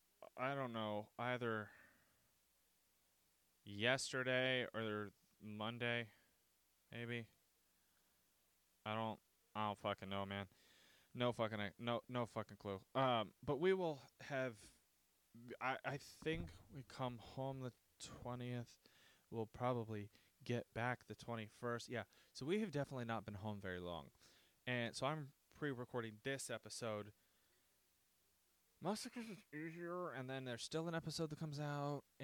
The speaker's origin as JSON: {"language": "English", "country": "United States", "said": "I'm an American who came back from England"}